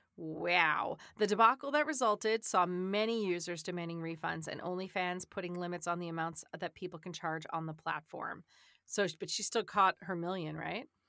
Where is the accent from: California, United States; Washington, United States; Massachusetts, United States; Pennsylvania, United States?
Massachusetts, United States; South Shore of; moved away; I was from the South Shore of Massachusetts